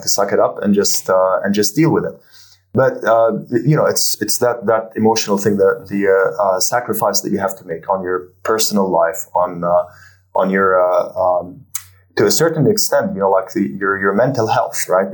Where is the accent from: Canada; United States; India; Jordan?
Jordan; now in Abu Dhabi, United Arab Emirates; I'm originally from Jordan